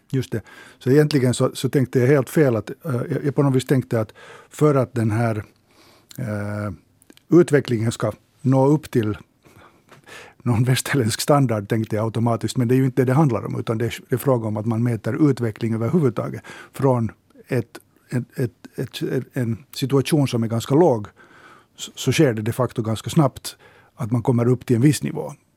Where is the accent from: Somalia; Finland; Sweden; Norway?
Finland; vi finländare